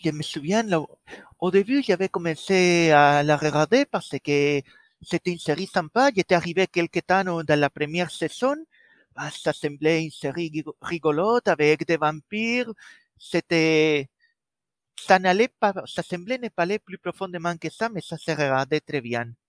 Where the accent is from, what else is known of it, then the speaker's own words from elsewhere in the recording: Spain; accent: Spanish; French is a second language; moved away as an adult; now in Brittany, France; je suis espagnol et malgré avoir passé déjà plus de vingt ans à la pointe de la Bretagne, l'accent ne part pas